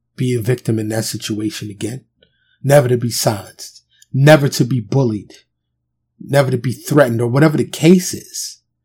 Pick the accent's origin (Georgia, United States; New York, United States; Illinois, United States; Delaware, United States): New York, United States; New York City; Growing up in New York City